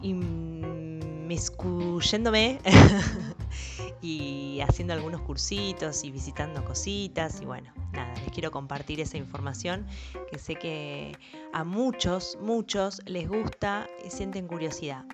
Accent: Mendoza, Argentina; moved away; yo viví un tiempo bastante, me crié en Mendoza, la provincia del sol y del buen vino

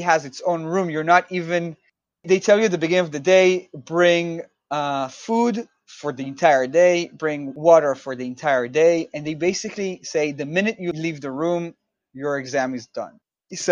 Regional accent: Israel; moved away as an adult; now in New York, United States; I'm originally from Israel

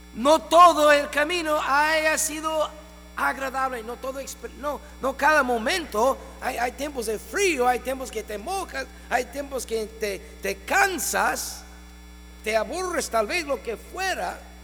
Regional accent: Ohio, United States; moved away as an adult; now in Mexico; mi tierra natal

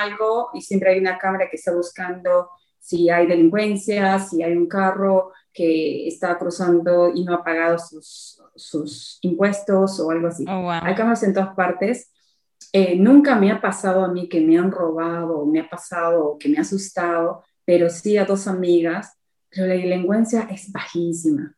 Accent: Huancayo, Junín, Peru; moved away as an adult; also born or lived in Lima, Peru; now in United Kingdom; yo me crié en Huancayo y fui a Lima hasta desde los 12 años hasta los 18.

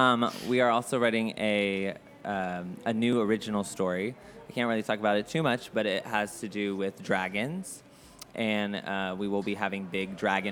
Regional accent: Atlanta, Georgia, United States; moved away as an adult; now in Orlando, United States; I'm from Atlanta, Georgia.

